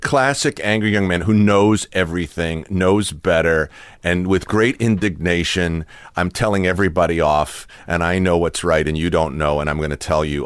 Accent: Watertown, Massachusetts, United States; now in Southern California, United States; in Watertown, where I was a little kid

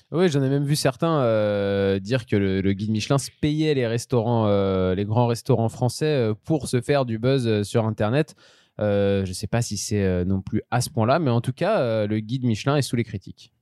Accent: Lyon, Auvergne-Rhône-Alpes, France; nous, en tant que Lyonnais

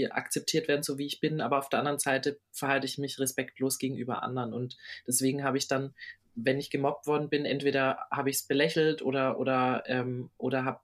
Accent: Düsseldorf, North Rhine-Westphalia, Germany; ich komme aus Düsseldorf.

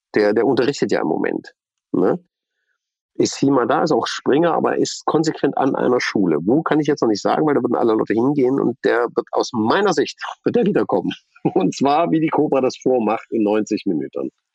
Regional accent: East Germany, Germany; bin ich Ossi

